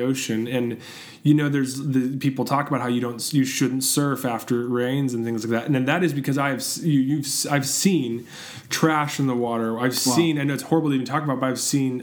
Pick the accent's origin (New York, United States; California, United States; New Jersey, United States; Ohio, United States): California, United States; Southern; I grew up here in Southern California.